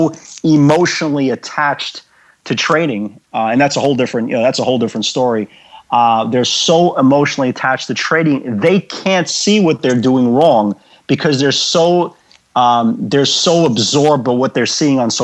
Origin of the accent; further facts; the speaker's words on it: New York City, New York, United States; I grew up in the Brighton Beach section of Brooklyn